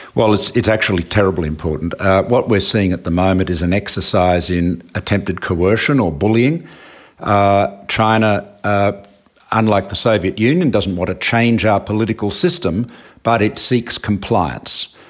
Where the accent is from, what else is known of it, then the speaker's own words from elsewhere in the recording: Australia; as an Australian